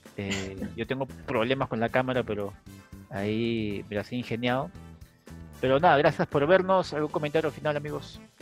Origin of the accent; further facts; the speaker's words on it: Peru; no me siento tan peruano